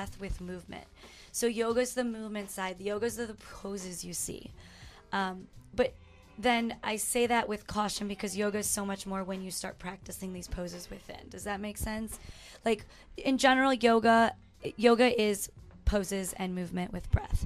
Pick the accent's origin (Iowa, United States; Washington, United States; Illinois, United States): Illinois, United States; Chicago; also born or lived in Harwood Heights, Illinois; now in Phoenix, United States; I was born in Chicago, Harwood Heights, and then we moved to the suburbs when I was in third grade